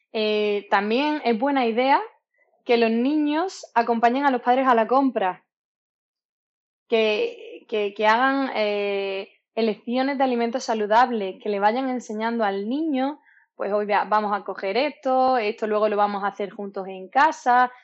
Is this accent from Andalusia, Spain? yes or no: yes; Málaga, Andalusia, Spain; soy malagueña